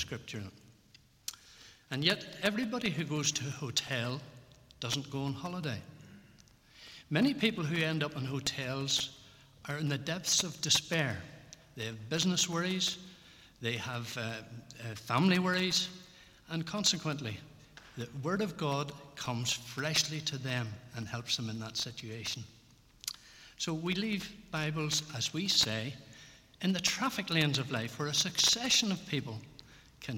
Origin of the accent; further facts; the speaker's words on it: Belfast, Northern Ireland, United Kingdom; moved away; I grew up in Ballyhackamore, down there in Holland Gardens